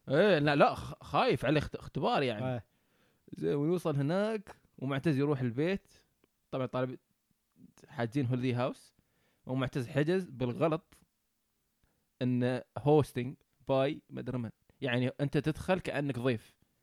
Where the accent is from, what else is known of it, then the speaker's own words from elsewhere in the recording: Oman; moved away as an adult; now in New Zealand; إحنا من عمان